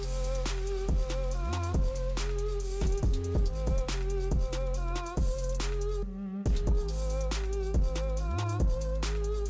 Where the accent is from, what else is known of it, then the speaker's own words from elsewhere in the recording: Victorville, California, United States; Born and raised in Victorville